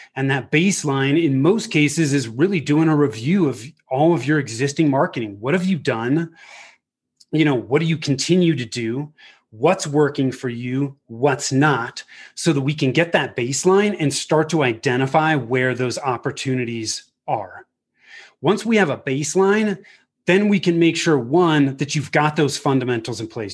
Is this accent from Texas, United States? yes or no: no; Bay Area, Northern California, United States; moved away as an adult; also born or lived in Denver; I was born and raised in the Bay Area in Northern mm. California